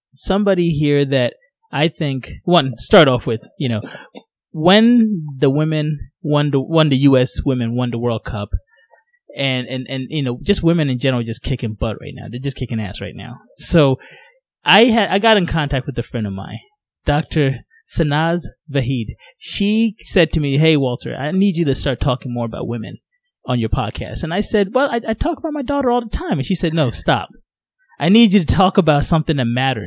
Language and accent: English; Ghana; I'm Ghanaian